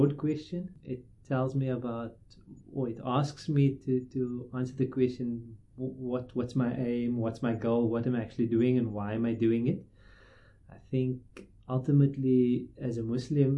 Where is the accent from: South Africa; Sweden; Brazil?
South Africa; Cape Town, Western Cape; I grew up in Cape Town in Rylands